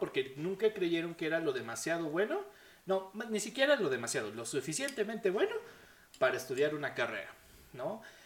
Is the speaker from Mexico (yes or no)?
yes; Mexico; nosotros como mexicanos no tuvimos abuelitos que pelearon en la Segunda Guerra Mundial